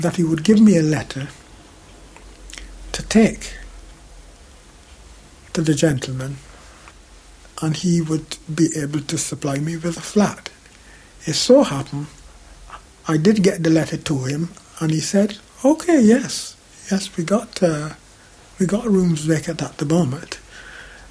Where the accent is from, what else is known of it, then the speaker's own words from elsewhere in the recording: Barbados; moved away as an adult; also born or lived in Handsworth, Birmingham, England; now in United Kingdom; I was coming from the Caribbean